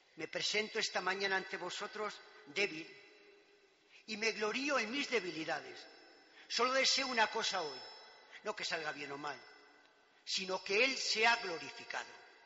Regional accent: Pozal de Gallinas, Castile and León, Spain; principalmente por mis padres y catequistas, en Pozal de Gallinas, mi pueblo querido

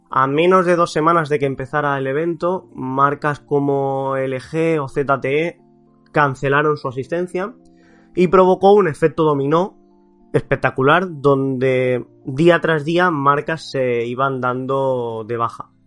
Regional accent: Barcelona, Catalonia, Spain; los que somos de Barcelona

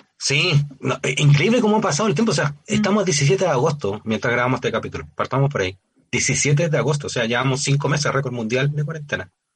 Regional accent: Chile; somos los chilenos y las chilenas

